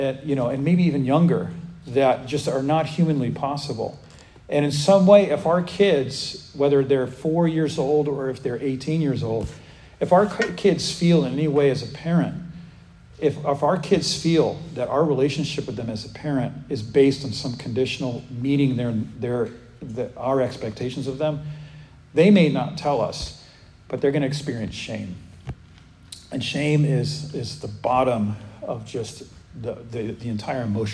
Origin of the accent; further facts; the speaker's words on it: United States; as Americans